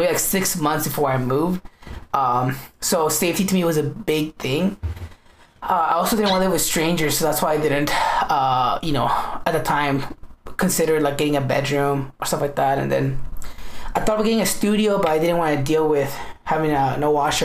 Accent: United States; that's my country

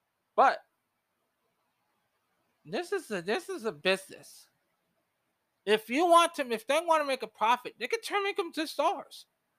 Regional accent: New York, United States; Sandy Bondello will be coaching the beloved New York Liberty, which is my hometown WNBA team.

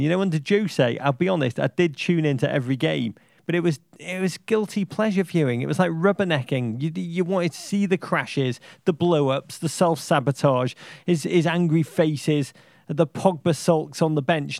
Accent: Liverpool, North West England, United Kingdom; growing up in Liverpool

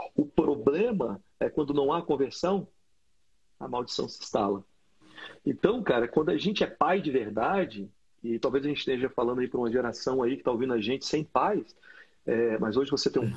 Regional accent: Brasília, Federal District, Brazil; eu cresci numa quadra em Brasília que tinha gangue

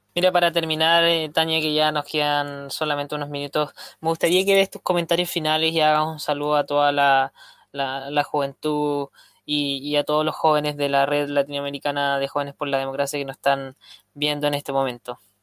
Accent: Chile; en mi país, en Chile

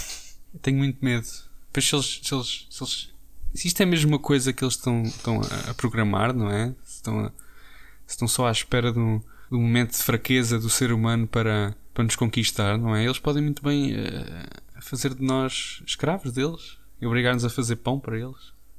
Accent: Portugal; como bons portugueses que somos

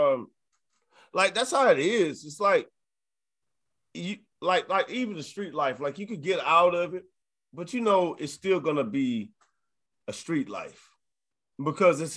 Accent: New Orleans, Louisiana, United States; I'm from New Orleans

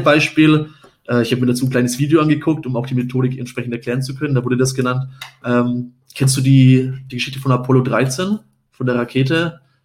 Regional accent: Upper Franconia, Bavaria, Germany; now in Munich, Germany; in meiner Heimat, nicht in München ist, sondern ich komme aus der Region Oberfranken

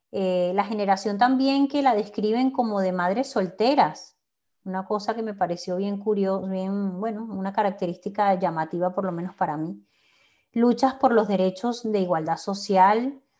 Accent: Naguanagua, Carabobo, Venezuela; moved away as an adult; also born or lived in United States / Valencia, Venezuela; now in Houston, United States; Yo vivo en Madrid. Y yo en Houston, pero ambas nacimos y crecimos

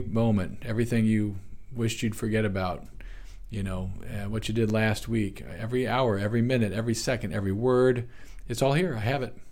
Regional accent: United States; as modern American people

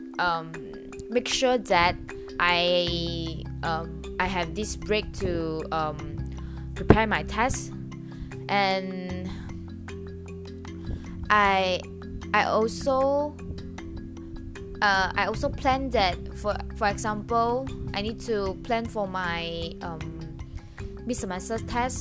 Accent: Ipoh, Perak, Malaysia; I will go back to Ipoh, my hometown

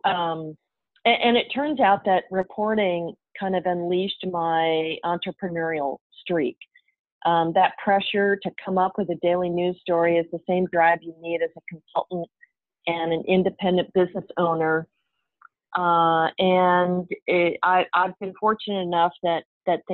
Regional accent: Midwest, United States; also born or lived in Tulsa, Oklahoma; now in San Francisco, United States; I grew up in the Midwest

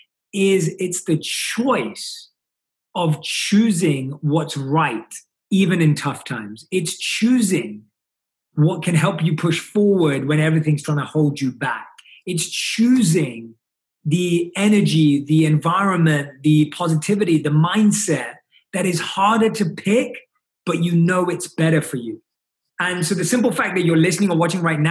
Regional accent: London, United Kingdom; growing up in London, where I was born and raised

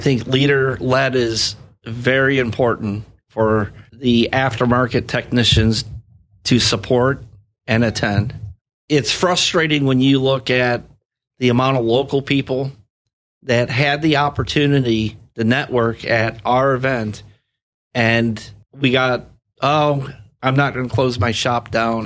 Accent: Sanibel, Florida, United States; I grew up on Sanibel Island. My dad had a gas station out there, and I have ties to the area

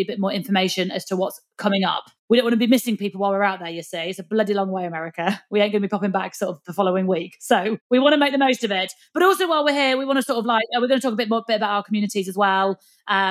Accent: the north of England, United Kingdom; accent: Northern; hopefully you understand my Northern accent

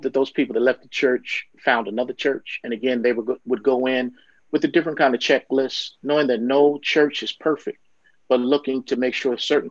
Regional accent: Baltimore, Maryland, United States; I'm from Baltimore, Maryland, and there was a church in my hometown

